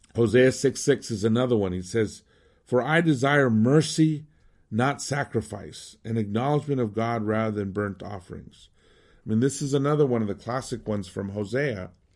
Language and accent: English; Southwest, United States; moved away as an adult; also born or lived in Mexico City; growing up in the Southwest, Hispanic